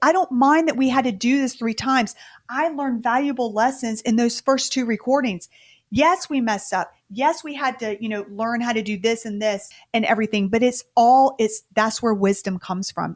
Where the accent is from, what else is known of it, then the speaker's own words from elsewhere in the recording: the South, United States; we're from the South